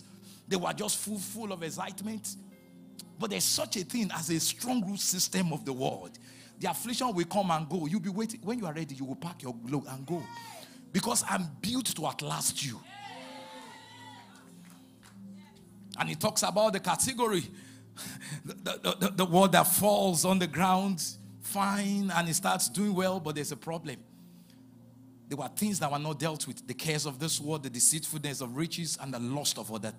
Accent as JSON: {"language": "English", "town": "Ibadan", "region": "Oyo", "country": "Nigeria", "tie": "born or raised there", "moved": "yes", "said": "I was born in Ibadan, raised in Ibadan, Ibadan bred"}